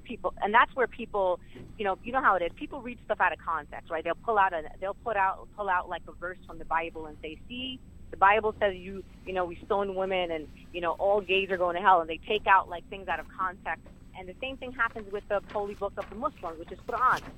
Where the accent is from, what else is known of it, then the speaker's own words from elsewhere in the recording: New York City, New York, United States; I grew up uh, actually born and raised in Sunset Park.